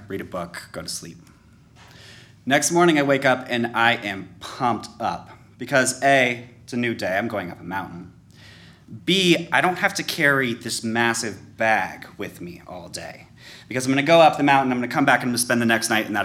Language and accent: English; Colorado, United States; also born or lived in New Orleans, Louisiana; I grew up in Colorado